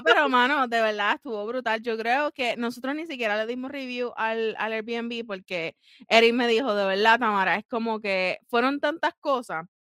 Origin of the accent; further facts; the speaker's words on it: Puerto Rico; moved away; yo soy boricua, pero a mí ya se me cayó la piel de boricua